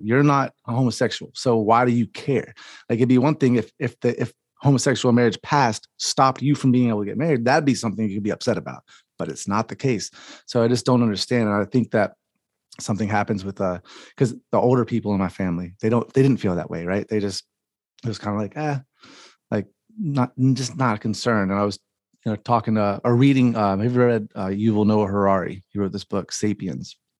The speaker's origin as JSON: {"language": "English", "region": "the South", "country": "United States", "said": "I'm from the South"}